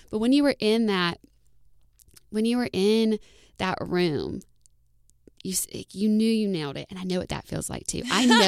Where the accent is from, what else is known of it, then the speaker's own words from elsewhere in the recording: Indiana, United States; oh, I know all these people, I watch them all the time, and I'm from Indiana?